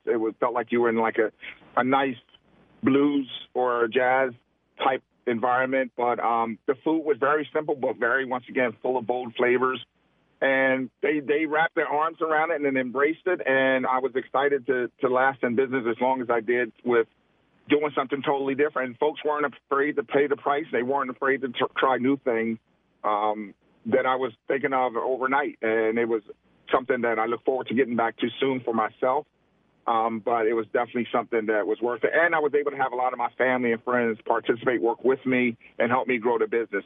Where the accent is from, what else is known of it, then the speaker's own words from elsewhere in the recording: Camden, New Jersey, United States; moved away; Camden, New Jersey, my hometown